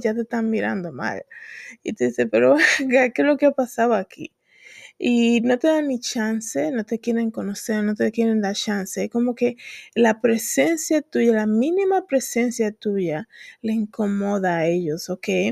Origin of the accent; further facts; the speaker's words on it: Dominican Republic; moved away; hablan la gente en mi país de Santo Domingo